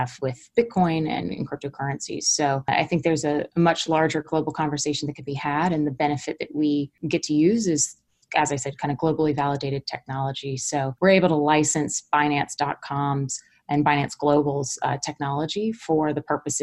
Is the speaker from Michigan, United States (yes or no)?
no; Florida, United States; also born or lived in London / Hong Kong; now in San Francisco, United States; I was from Florida